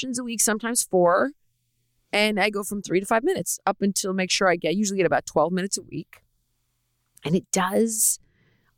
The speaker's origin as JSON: {"language": "English", "town": "Los Angeles", "region": "California", "country": "United States", "tie": "born or raised there", "said": "I grew up in Los Angeles"}